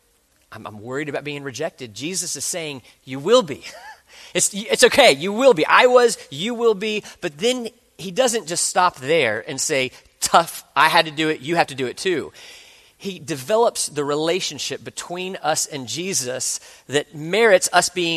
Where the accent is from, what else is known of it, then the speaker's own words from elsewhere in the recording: the South, United States; I grew up in the South